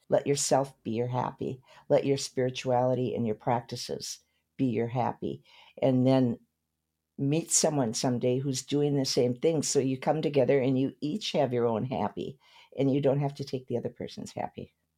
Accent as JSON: {"language": "English", "town": "Saint Paul", "region": "Minnesota", "country": "United States", "tie": "born or raised there", "moved": "yes", "lives_now": "Malibu, United States", "said": "My hometown is Saint Paul, Minnesota"}